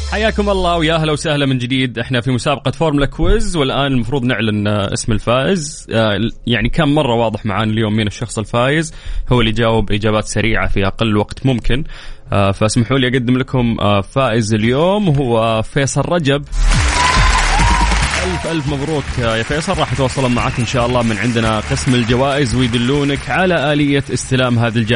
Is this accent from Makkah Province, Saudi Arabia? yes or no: yes; Jeddah, Makkah Province, Saudi Arabia; من اللي فاز عندنا في جده المره اللي فاتت؟